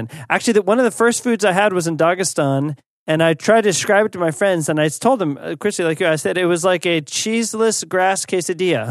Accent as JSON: {"language": "English", "country": "United States", "said": "as an American"}